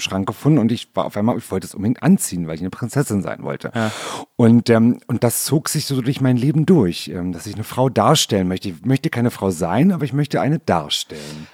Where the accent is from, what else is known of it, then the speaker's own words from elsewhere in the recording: Berlin, Germany; also born or lived in Rudow, Berlin; in Neukölln geboren, im schönen Britz